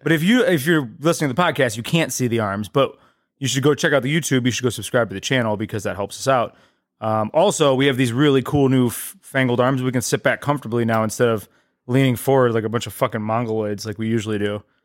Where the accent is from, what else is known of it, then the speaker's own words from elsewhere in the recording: Eastlake, Ohio, United States; I'm from East Lake.